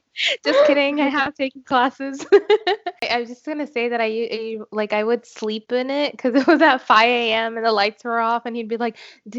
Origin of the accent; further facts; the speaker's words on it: India; I'm Indian.